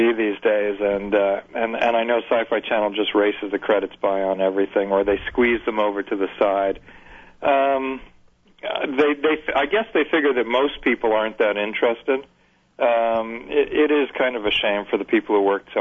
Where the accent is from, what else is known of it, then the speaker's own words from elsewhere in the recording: New York, United States; now in Los Angeles, United States; I'm growing up in New York.